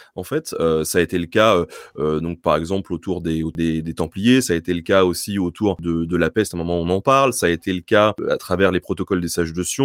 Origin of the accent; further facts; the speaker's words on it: Tours, Centre-Val de Loire, France; on vient de Tours. Euh, j'habite pas très loin d'Amboise